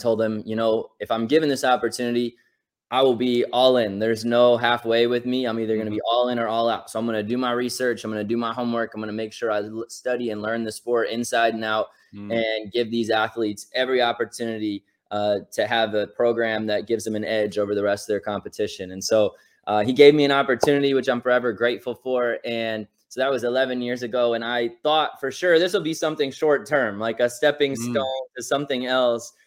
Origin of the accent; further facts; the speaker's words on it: Carmel, Indiana, United States; I grew up in Carmel, Indiana